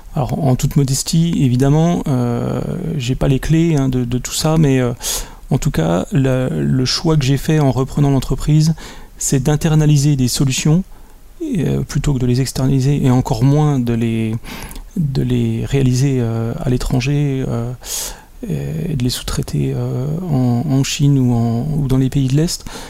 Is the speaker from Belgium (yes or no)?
no; Besançon, Bourgogne-Franche-Comté, France; je viens de Besançon, en Franche-Comté